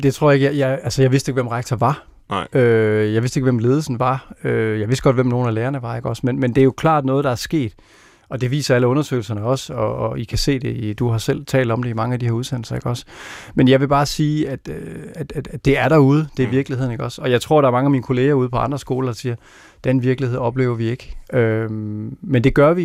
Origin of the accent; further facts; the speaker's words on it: Randers, Central Denmark Region, Denmark; Jeg voksede op i Randers